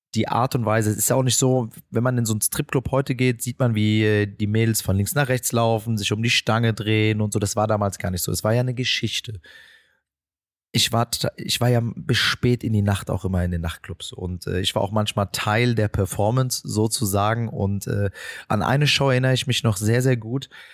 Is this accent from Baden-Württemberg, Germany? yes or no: no; Frankfurt, Hesse, Germany; Ich bin äh, die meiste Zeit meiner Jugend hier im Viertel gewesen und auch aufgewachsen